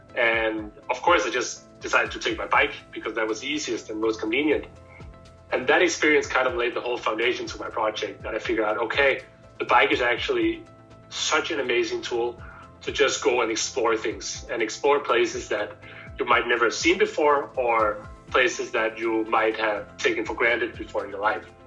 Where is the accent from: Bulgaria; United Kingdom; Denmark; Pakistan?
Denmark; Copenhagen, Capital Region of Denmark; I am born and raised in Copenhagen